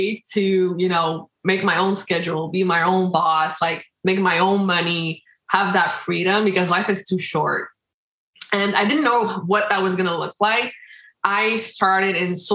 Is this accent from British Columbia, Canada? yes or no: no; Quebec, Canada; also born or lived in Dominican Republic; I was born in the Dominican Republic. And I was 1 year old when I came here to Canada, to Quebec.